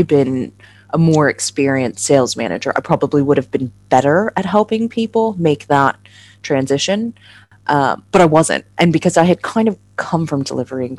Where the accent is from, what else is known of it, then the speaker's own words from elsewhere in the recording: United States; moved away as an adult; now in London, United Kingdom; I'm obviously an American